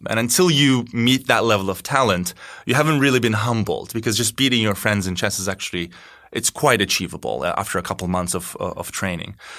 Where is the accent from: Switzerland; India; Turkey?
Turkey; moved away as an adult; now in Chicago, United States; I am from Turkey. I've been living in Chicago for eleven years now